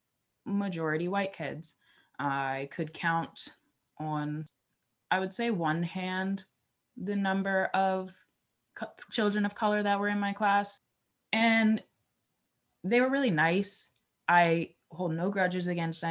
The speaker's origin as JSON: {"language": "English", "town": "Philadelphia", "region": "Pennsylvania", "country": "United States", "tie": "born or raised there", "said": "I grew up in Philly."}